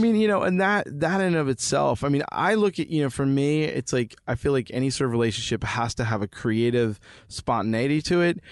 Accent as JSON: {"language": "English", "region": "New Jersey", "country": "United States", "moved": "yes", "said": "I'm from Jersey"}